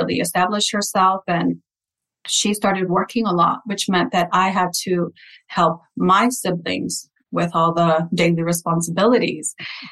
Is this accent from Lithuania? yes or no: no; Santa Paula, California, United States; first language Spanish; English is a second language; I was born and raised in Santa Paula, California.